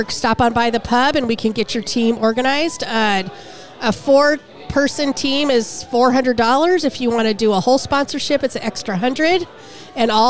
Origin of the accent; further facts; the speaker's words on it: San Diego, California, United States; moved away as an adult; now in Seattle, United States; growing up in San Diego